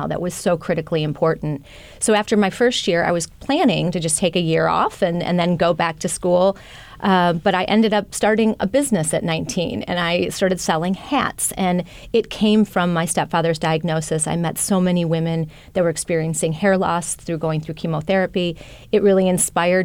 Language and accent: English; Wisconsin, United States; moved away; I grew up in Wisconsin